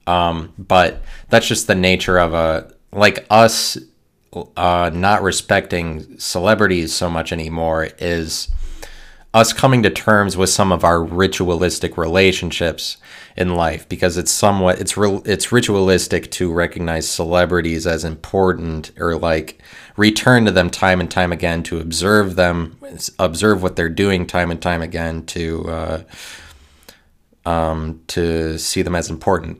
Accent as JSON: {"language": "English", "country": "United States", "said": "me being an American"}